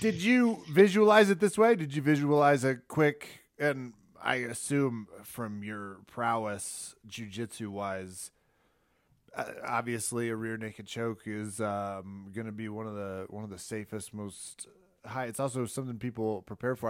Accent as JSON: {"language": "English", "region": "Kansas", "country": "United States", "said": "I'm from the great state of Kansas"}